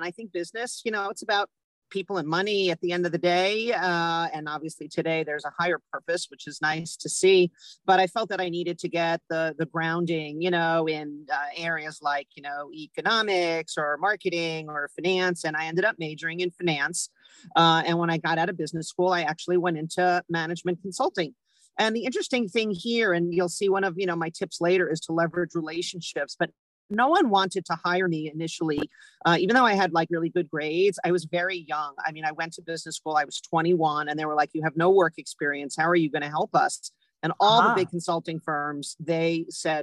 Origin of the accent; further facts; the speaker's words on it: New York, United States; moved away as an adult; I grew up in New York